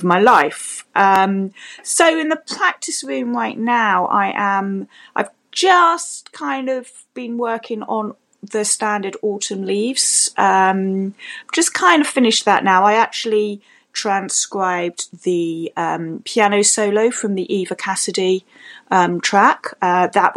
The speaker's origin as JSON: {"language": "English", "region": "London", "country": "United Kingdom", "said": "I am from London in the UK"}